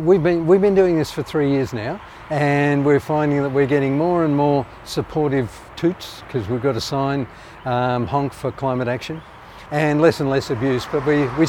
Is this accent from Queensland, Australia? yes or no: no; Geelong, Victoria, Australia; also born or lived in Netherlands / Horsham / Melbourne; I grew up in Geelong.